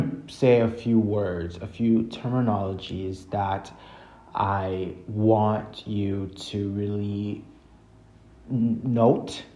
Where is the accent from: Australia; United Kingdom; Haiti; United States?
Haiti; I'm from Haiti